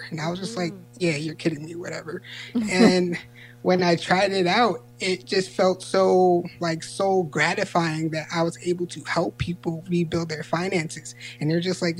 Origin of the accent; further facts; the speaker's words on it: Yonkers, New York, United States; moved away as an adult; now in Princeton, United States; I'm in Princeton, New Jersey right now, but I grew up in Yonkers, New York